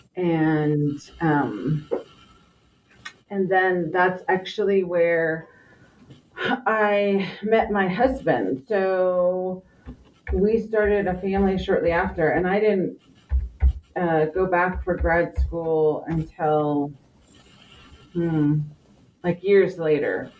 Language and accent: English; Los Angeles, California, United States; moved away; also born or lived in Navajo Nation; I was raised in the LA area and have moved back closer to my Navajo homeland